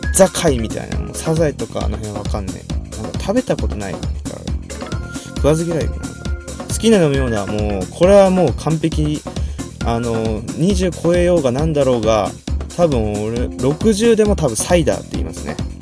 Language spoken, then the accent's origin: Japanese; Saitama, Japan; 出身地はどこ埼玉県です